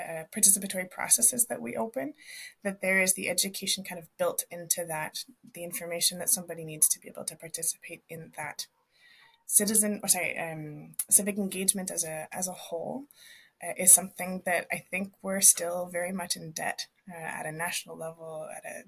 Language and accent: English; Canada; now in Viña del Mar, Chile; When I go home to visit my folks in Canada